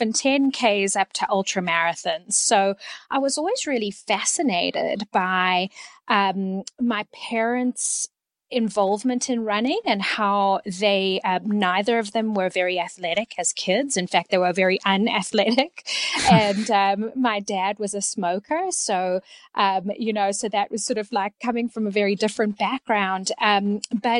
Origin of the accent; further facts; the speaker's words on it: Canada; moved away as an adult; also born or lived in South Africa; now in Texas, United States; I was born in South Africa and my family moved to Canada in 1988, where I completed most of my education